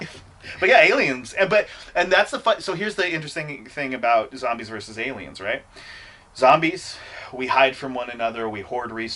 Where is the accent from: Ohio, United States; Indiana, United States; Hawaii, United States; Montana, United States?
Montana, United States; I'm from Montana. Like, I'm just old enough to have grown up around Ruby Ridge and Waco